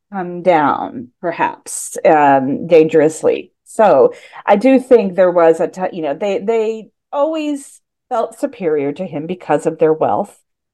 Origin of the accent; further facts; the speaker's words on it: Indiana, United States; I was born in the Midwest in Indiana, but I was an odd Midwestern child.